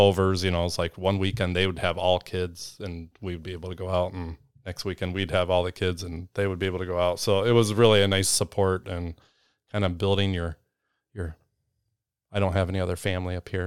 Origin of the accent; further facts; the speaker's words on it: Northern Illinois, United States; moved away; I grew up in Northern Illinois